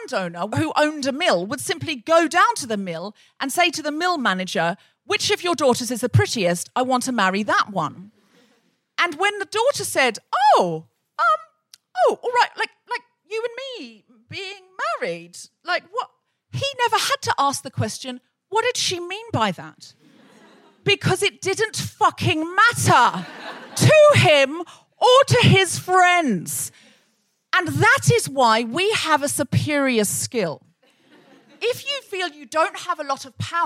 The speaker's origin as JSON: {"language": "English", "country": "Australia", "tie": "born or raised there", "said": "someone I grew up with in Australia"}